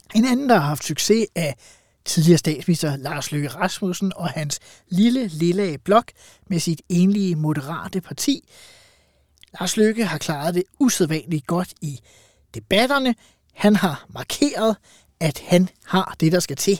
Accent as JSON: {"language": "Danish", "town": "Farum", "region": "Capital Region of Denmark", "country": "Denmark", "said": "jeg er fra Farum, altså har ja. levet med en øh, borgmester Brikstofte"}